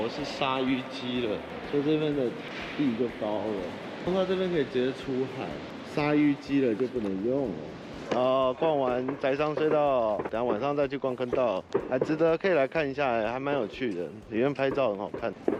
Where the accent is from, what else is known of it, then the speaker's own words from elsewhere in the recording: Kinmen County, Taiwan; 我是金门人，跟他们很熟。